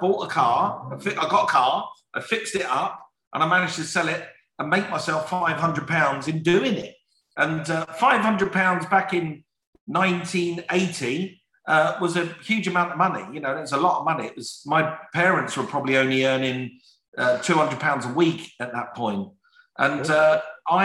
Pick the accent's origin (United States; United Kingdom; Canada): United Kingdom; London; in my family, and we're from South London, we're a poor family. From the age of 12, 13 years of age, my mum would kick me out the door